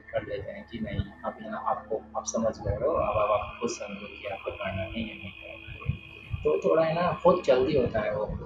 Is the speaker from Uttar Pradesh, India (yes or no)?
yes; Muzaffarnagar, Uttar Pradesh, India; also born or lived in Bangalore; और मैं मुजफ्फरनगर से बिलोंग करता हूँ